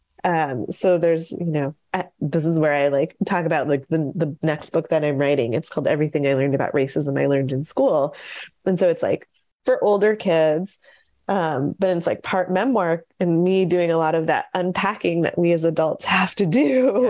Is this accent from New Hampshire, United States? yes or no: no; Syracuse, New York, United States; where we grew up in Syracuse, New York